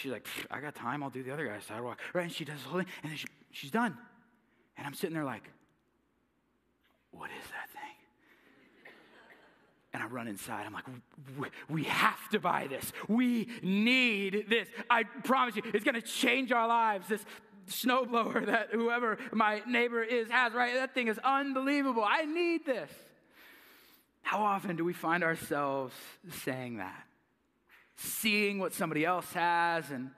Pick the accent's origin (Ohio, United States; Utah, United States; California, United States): California, United States; moved away; I'm from California